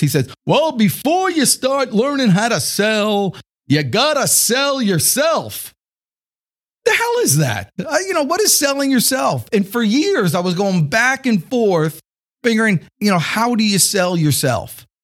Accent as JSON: {"language": "English", "town": "Atlanta", "region": "Georgia", "country": "United States", "said": "I'm from Atlanta"}